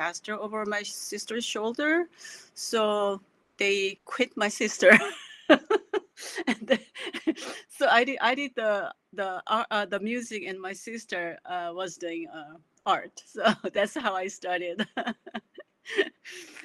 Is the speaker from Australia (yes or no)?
no; South Korea; now in Ohio, United States; my growing up in South Korea